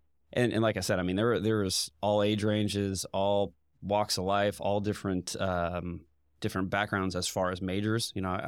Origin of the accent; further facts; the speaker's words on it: Indiana, United States; Pretty much born and raised in Indiana. Moved around a lot when I was younger. Went to North Central High School, then straight into Indiana University.